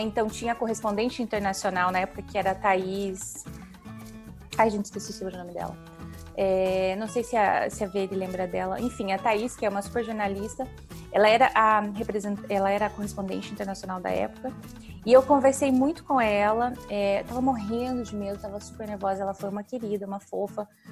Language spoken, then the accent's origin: Portuguese; Paraná, Brazil; moved away as an adult; also born or lived in Mato Grosso; now in London, United Kingdom; eu nasci no Mato Grosso, mas eu me mudei para o Paraná. Um, acho que eu tinha dois anos de idade, talvez nem isso. Então, é, eu me considero mais paranaense